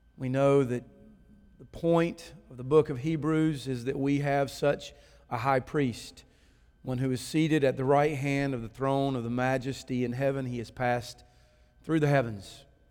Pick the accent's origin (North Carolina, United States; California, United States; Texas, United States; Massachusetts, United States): North Carolina, United States; Kannapolis; growing up in Kannapolis, over on First Street